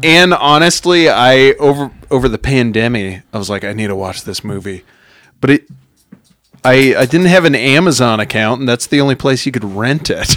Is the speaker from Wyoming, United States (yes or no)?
yes; Wyoming, United States; I'm from Wyoming